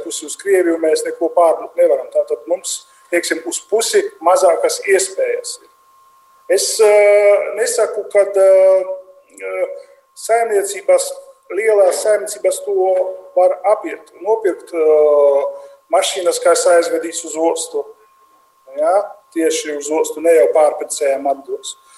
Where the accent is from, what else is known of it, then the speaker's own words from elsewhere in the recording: Latgale, Latvia; accent: very strong accent; Es esmu vienkārši latvietis, kurš runā ar ļoti lielu akcentu.